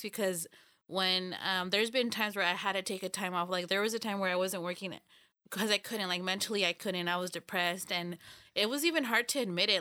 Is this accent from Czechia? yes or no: no; Los Banos, California, United States; we're all from Los Baños